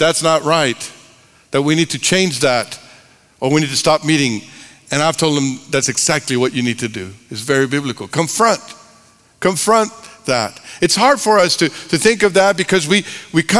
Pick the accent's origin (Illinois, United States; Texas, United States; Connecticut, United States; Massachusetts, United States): Texas, United States; I'm from Texas.